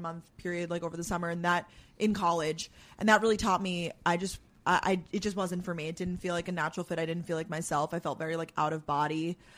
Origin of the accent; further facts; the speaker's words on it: Long Island, New York, United States; also born or lived in Georgia / Boston; now in New York City, United States; born and raised in New York